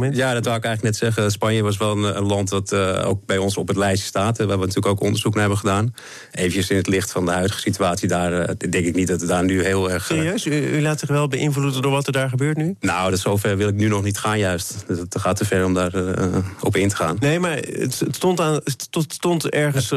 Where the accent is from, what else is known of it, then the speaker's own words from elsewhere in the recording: Netherlands; wij zijn als Nederlander